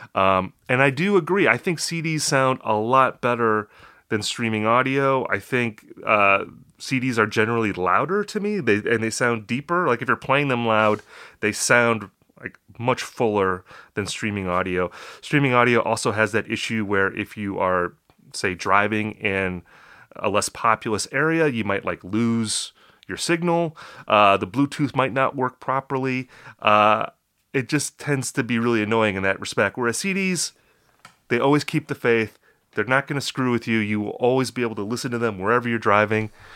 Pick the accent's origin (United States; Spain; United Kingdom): United States; Upper Midwest; I am from the Upper Midwest